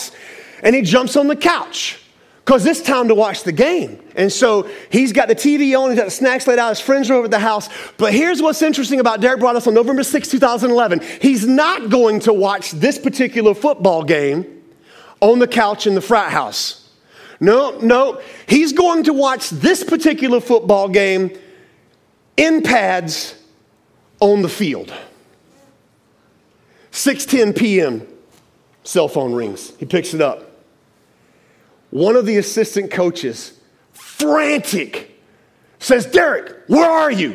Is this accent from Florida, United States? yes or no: yes; Tampa, Florida, United States; also born or lived in Gainesville, Florida; I'm from Tampa.